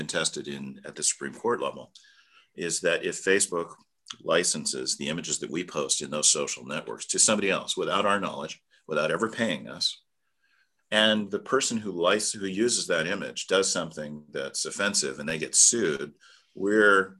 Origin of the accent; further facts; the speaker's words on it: United States; as American citizens